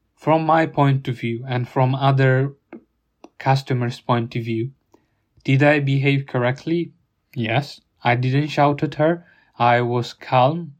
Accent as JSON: {"language": "English", "country": "Italy", "tie": "born or raised there", "moved": "yes", "lives_now": "United Kingdom", "said": "my hometown in Italy"}